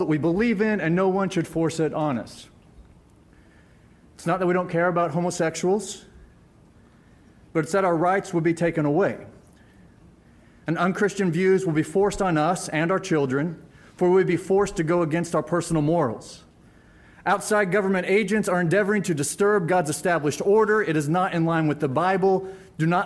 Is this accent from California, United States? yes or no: no; Springfield, Missouri, United States; I was born and raised in Springfield, Missouri